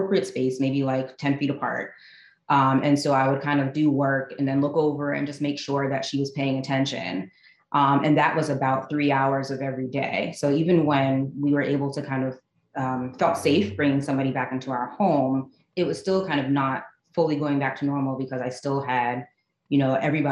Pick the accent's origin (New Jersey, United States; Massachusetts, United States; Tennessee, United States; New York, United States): New Jersey, United States; Teaneck; moved away as an adult; also born or lived in Maryland; I was born and raised in Teaneck, New Jersey